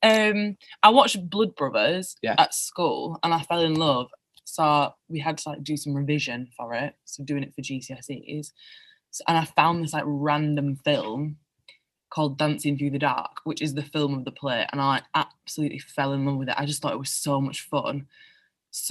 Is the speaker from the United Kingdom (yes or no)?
yes; Bingley, Yorkshire and the Humber, United Kingdom; my hometown of Bingley